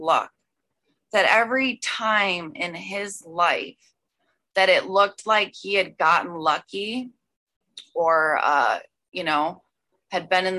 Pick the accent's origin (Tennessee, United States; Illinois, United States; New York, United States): Illinois, United States; Chicago; moved away as an adult; I landed a job right across the street from where I was raised in Chicago